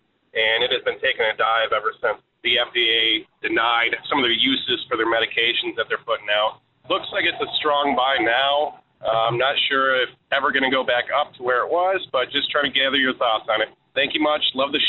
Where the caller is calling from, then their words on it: Augusta, Georgia, United States; I'm from calling from Augusta, Georgia.